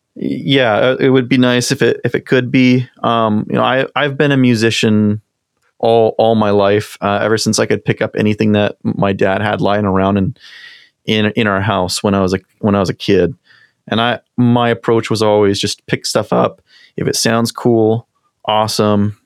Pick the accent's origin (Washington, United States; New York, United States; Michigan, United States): Washington, United States; Eastern; now in Seattle, United States; I grew up in Eastern Washington and came over to Seattle